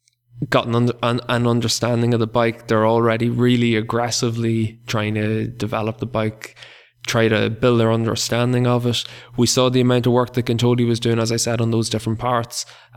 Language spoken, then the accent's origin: English; Ireland; I'm from Ireland.